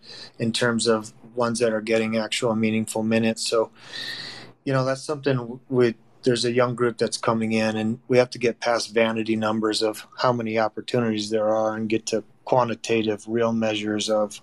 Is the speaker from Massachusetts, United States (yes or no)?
yes; Boston, Massachusetts, United States; born there; My grandfather was, you know, a U.S. citizen. My parents, I was born in Boston.